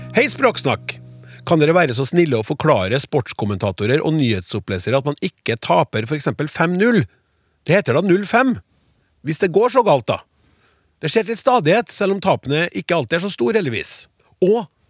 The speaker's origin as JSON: {"language": "Norwegian", "region": "Trøndelag", "country": "Norway", "said": "Jeg får lyst som trønder til å si hæ"}